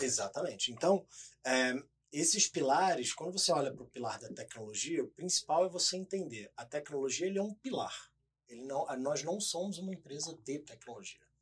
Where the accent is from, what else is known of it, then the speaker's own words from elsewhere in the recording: Rio de Janeiro, Brazil; moved away as an adult; now in São Paulo, Brazil; primeiro eu sou carioca